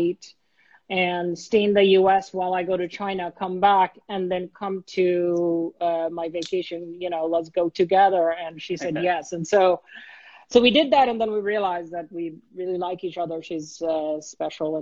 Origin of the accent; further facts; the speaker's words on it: Dhaka, Dhaka Division, Bangladesh; moved away as an adult; now in United States; I was born and raised in Bangladesh. When I came to the US, I was 19. So I grew up in Dhaka